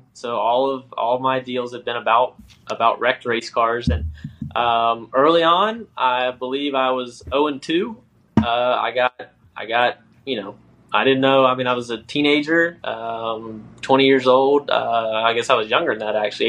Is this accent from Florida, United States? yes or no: yes; South Florida, United States; also born or lived in South Georgia; My great grandfather, Cicero, moved the family to South Florida for an earlier crop